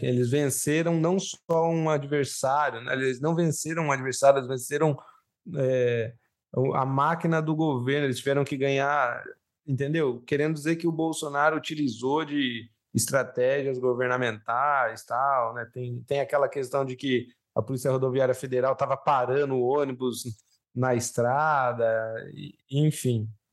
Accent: Brazil; eu, como brasileiro

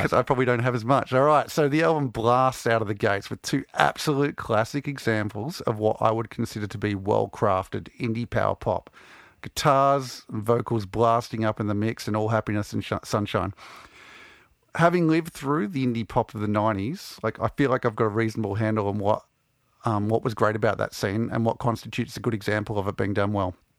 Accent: Melbourne, Victoria, Australia; growing up in Melbourne in the, the mid-nineties

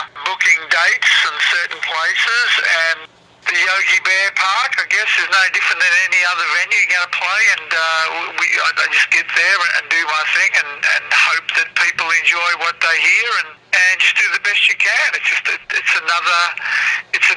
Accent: Melbourne, Victoria, Australia; moved away as an adult; now in Chicago, United States; I'm originally from Melbourne, Australia. I was born and raised there.

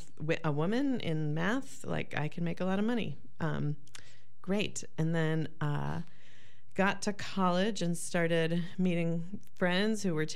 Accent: Massachusetts, United States; also born or lived in southwest Wisconsin; now in Wisconsin, United States; I grew up in Massachusetts in a pretty Catholic family. My dad was a son of Irish immigrants. So working class on the way up to upper middle class, white family, and went to college in Worcester

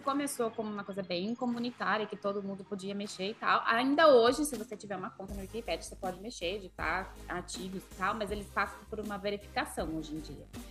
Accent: Brazil; moved away; Que é a origem da onde eu nasci, no Brasil, falando em português, e depois vivendo fora do Brasil há tantos anos, falando inglês com todo mundo.

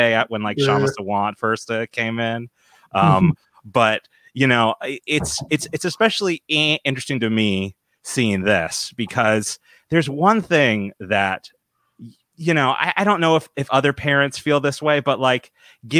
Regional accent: Dallas, Texas, United States; growing up in Dallas, like the mega church land

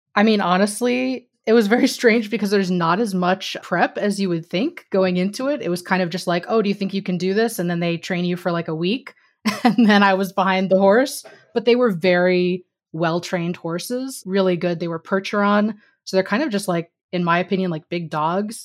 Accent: Missouri, United States; moved away as an adult; also born or lived in New York / California; I grew up in Missouri

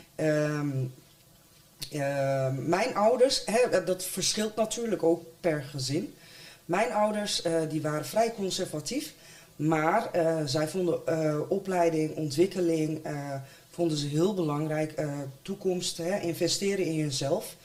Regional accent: Deventer, Overijssel, Netherlands; Ik zelf ben wel uh, eh, Deemtenaar, geboren en getogen.

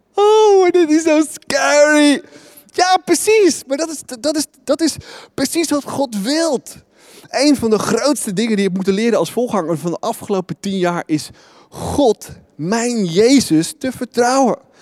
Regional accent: Netherlands

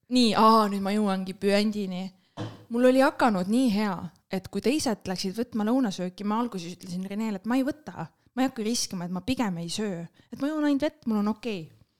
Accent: Estonia; me oleme eestlased

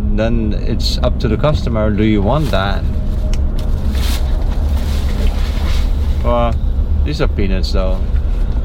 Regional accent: Naples, Florida, United States; I'm from Naples

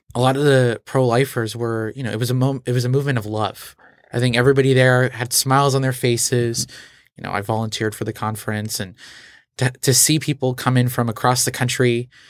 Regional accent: Portugal; moved away; also born or lived in Texas; I grew up in Portugal

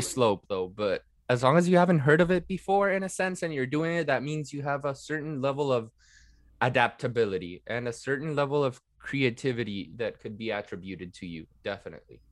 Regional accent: Venezuela; moved away as an adult; also born or lived in Netherlands; I was born and raised in Venezuela. I'm a half Italian. I studied, uh, in the Netherlands for almost three years

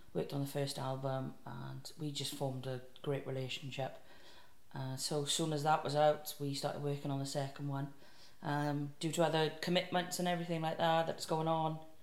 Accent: South Wales, United Kingdom; if you can't tell by my wonderful accent, I'm from South Wales

